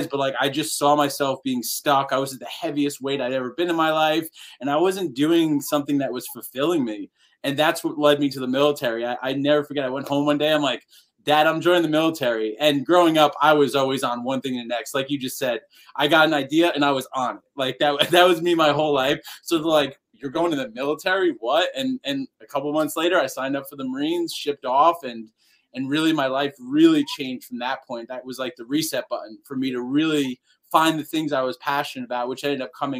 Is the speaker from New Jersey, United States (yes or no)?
yes; Northern New Jersey, United States; I grew up in New Jersey, Northern New Jersey